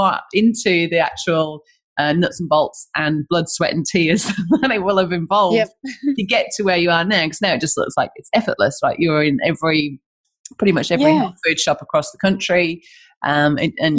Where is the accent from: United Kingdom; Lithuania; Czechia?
United Kingdom; England; moved away; being English.